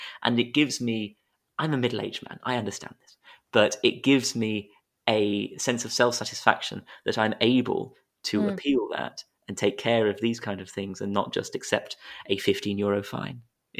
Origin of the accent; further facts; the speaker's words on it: United Kingdom; now in Hamburg, Germany; I just wave my passport in their faces and they get mildly annoyed at this British person who is using the excuse to stay inside